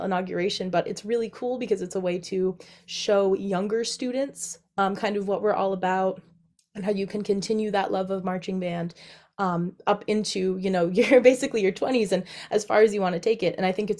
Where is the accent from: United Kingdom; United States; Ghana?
United States; Millbury, Massachusetts; So I am from Millbury, Massachusetts, which is in central Mass. And I grew up doing a lot of marching band.